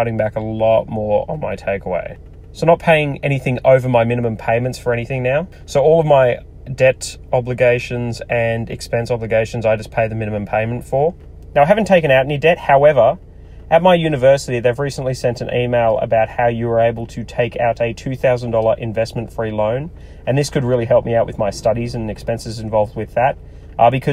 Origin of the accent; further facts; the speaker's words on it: Australia; I'm Australian